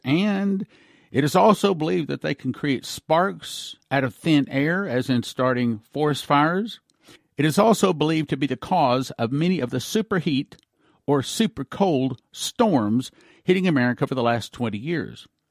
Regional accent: Texas, United States; I was raised in Texas

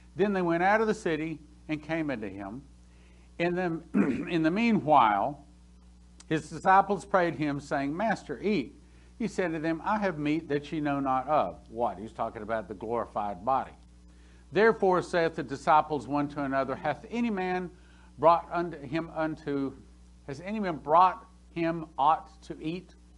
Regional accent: Texas, United States; I'm from Texas.

